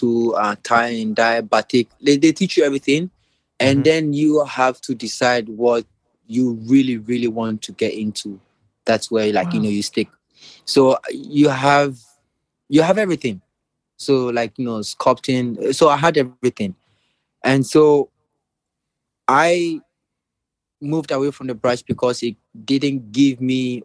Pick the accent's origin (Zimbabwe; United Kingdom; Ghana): Ghana; moved away as an adult; also born or lived in Vienna, Austria; when I moved from Ghana